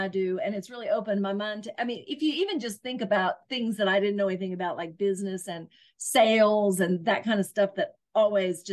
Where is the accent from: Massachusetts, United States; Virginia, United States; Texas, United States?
Virginia, United States; Southwest; I'm from Southwest Virginia in the mountains of Virginia